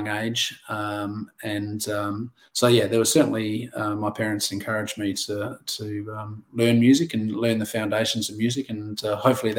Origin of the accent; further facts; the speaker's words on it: Adelaide Hills, South Australia, Australia; also born or lived in Norwood; Born and bred just down the road, and I grew up in the Adelaide Hills, and now back down in Norwood.